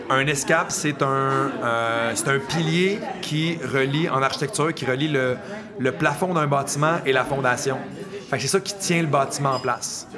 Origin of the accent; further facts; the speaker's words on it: Montreal, Quebec, Canada; Marc et moi, on vient de la région de Montréal.